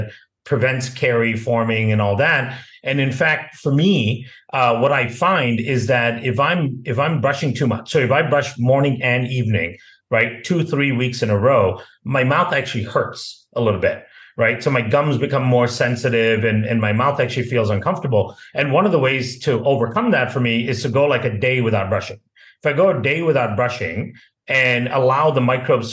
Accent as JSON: {"language": "English", "country": "India", "tie": "born or raised there", "also_born_or_lived": "Malaysia", "moved": "yes", "lives_now": "United States", "said": "I grew up in India and Malaysia"}